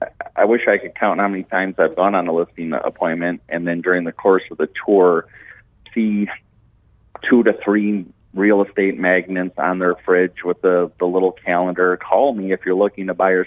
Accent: Detroit, Michigan, United States; I'm from Metro Detroit, Michigan

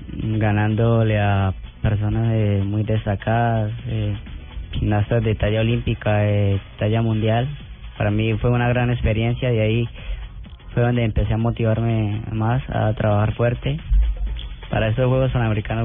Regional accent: Cúcuta, Norte de Santander, Colombia; a mis paisanos, a la gente de Cúcuta

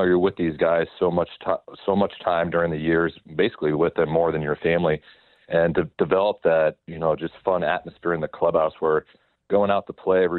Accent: Nebraska, United States; now in Overland Park, United States; I'm from Nebraska

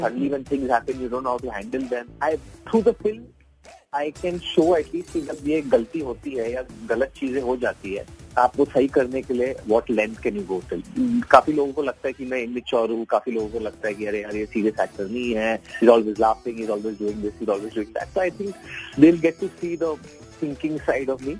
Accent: Bhopal, Madhya Pradesh, India; भोपाल अभी मेरा शहर भी है

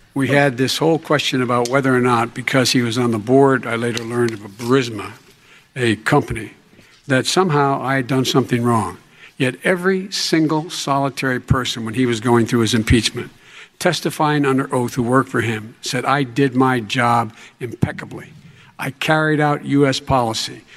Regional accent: Scranton, Pennsylvania, United States; moved away; also born or lived in Claymont, Delaware; the middle class families like I grew up in Scranton and Claremont

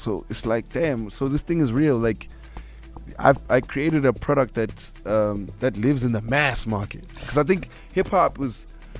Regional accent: Katlehong, Gauteng, South Africa; also born or lived in Tembisa; I come from Katlehong. I come from Tembisa. You know, I know the East Rand. I know the hood

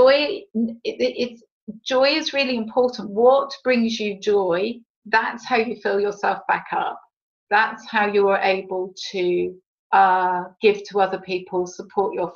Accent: United Kingdom; we're British

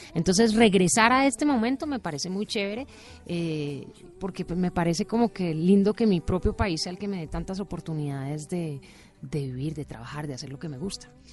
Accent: Colombia; moved away; also born or lived in United States; yo soy colombiana

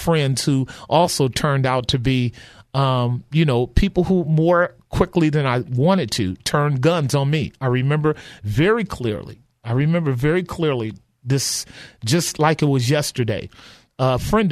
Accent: Oakland, California, United States; Grew up in the '60s, and all I knew was violence during the time of a great deal of. Both drug trafficking in West Oakland and East Oakland

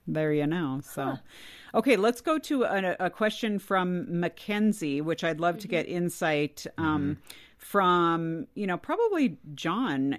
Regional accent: California, United States; I grew up in California

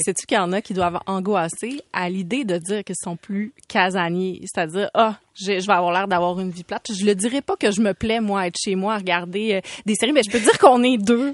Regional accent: Saguenay, Quebec, Canada; Je viens du Saguenay

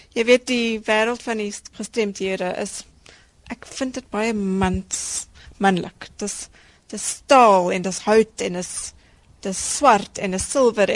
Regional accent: South Africa; as Suid-Afrikaners is ons uniek

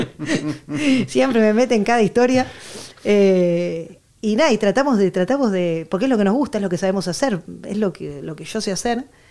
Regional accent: Buenos Aires, Argentina; moved away as an adult; now in Barcelona, Spain; porque nací en Buenos Aires, porque soy argentina, porque mi papá me metió el tango por, los oídos

